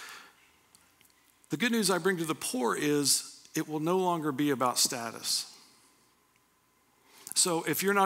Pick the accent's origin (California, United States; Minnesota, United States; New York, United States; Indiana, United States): Indiana, United States; Anderson; also born or lived in Pendleton; I grew up in Anderson